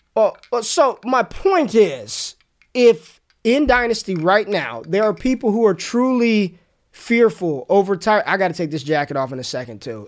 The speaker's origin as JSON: {"language": "English", "town": "Las Vegas", "region": "Nevada", "country": "United States", "tie": "born or raised there", "said": "Growing up in Vegas"}